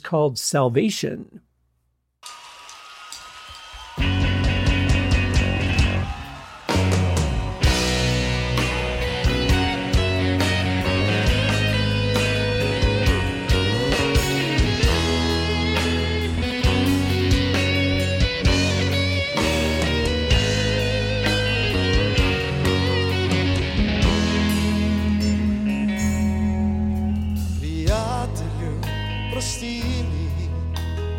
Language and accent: English; United States; I'm coming from America.